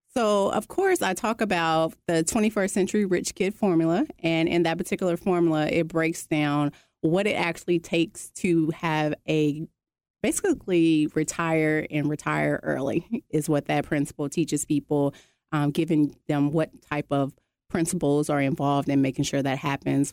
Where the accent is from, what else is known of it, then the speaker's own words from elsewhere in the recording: Arkansas, United States; moved away as an adult; now in Georgia, United States; I'm originally from Arkansas. coming here to Georgia